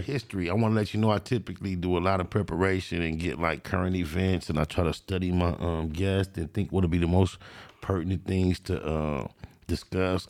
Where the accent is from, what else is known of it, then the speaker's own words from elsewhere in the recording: Compton, California, United States; I grew up in Compton in the Tri-New area